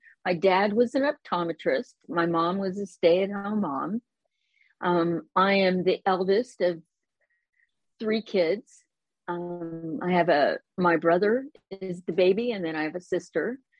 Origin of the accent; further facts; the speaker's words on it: Columbus, Ohio, United States; moved away as an adult; also born or lived in East Bay, California / San Francisco / Concord, California; now in Roseville, United States; the Midwest, which is where I grew up in Columbus, Ohio